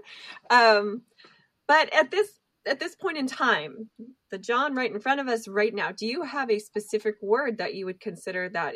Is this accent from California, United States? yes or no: yes; outside of Los Angeles, California, United States; now in Chattanooga, United States; I grew up outside of Los Angeles